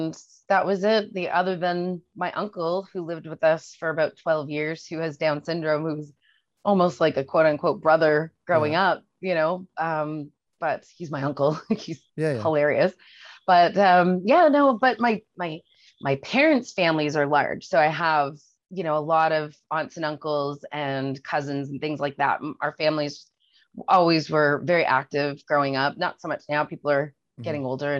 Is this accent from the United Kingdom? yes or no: no; Haynesville, New Brunswick, Canada; also born or lived in Calgary / Toronto; So I grew up just outside of Fredericton in a mm-hmm. place called Crab Mountain.